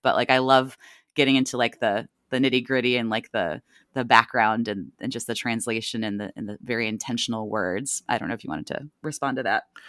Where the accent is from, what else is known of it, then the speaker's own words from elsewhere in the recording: Northeast Ohio, United States; moved away as an adult; also born or lived in Washington, D.C.; now in Virginia, United States; I grew up in Ohio and then went to, uh, undergrad at Catholic University in Washington, D C